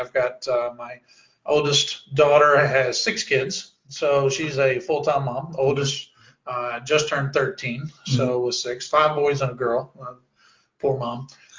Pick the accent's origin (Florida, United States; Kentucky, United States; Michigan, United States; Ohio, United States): Kentucky, United States; Western; also born or lived in Louisville, Kentucky / Murray, Kentucky / Memphis, Tennessee; I was actually born here in Louisville, so Louisville is home, and we grew up over in Western Kentucky.